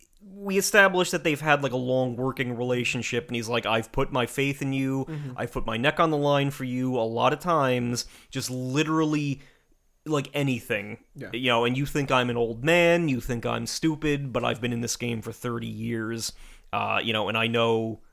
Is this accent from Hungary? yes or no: no; Ireland; But I'm Irish, so.